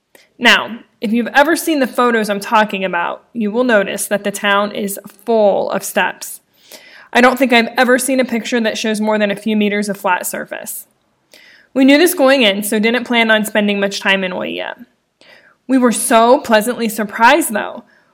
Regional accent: near Hamilton County, Ohio, United States; accent: Midwest; she spent 8 years in Hamilton County, Ohio, not far from where I grew up.

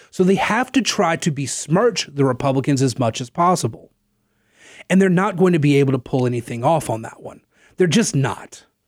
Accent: Natchitoches, Louisiana, United States; I'm from Natchitoches

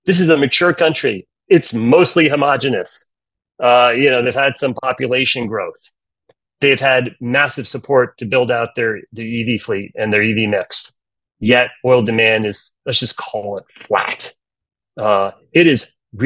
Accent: United States; I'm American

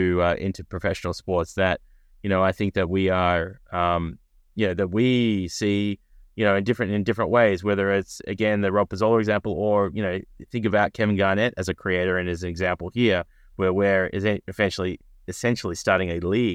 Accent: Melbourne, Victoria, Australia; I started my career as a lawyer in Australia, where I'm from Melbourne, Australia

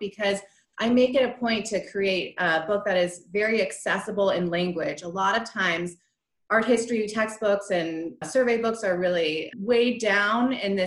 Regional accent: Santa Monica, California, United States; moved away; also born or lived in New Mexico; I was born and raised in Santa Monica, California

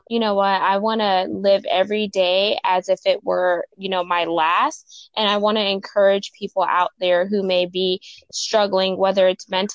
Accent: Houston, Texas, United States; I'm from Houston, Texas

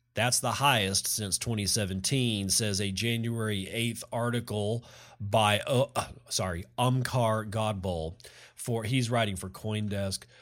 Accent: Texas, United States; I'm a Texan that loves the state of Texas

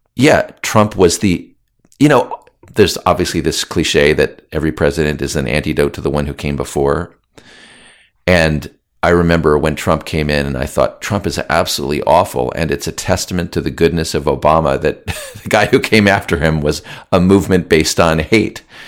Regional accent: United States; I was born in the United States

